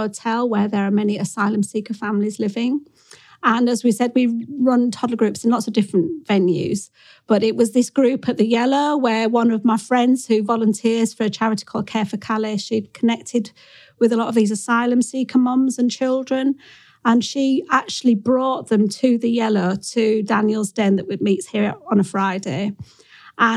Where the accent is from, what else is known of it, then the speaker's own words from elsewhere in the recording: Yorkshire and the Humber, United Kingdom; moved away as an adult; also born or lived in Brent, London; now in London, United Kingdom; I am not born and bred in Brent. I'm from North Yorkshire, from a sheep farm, and I came down to London in the late 1980s to teach.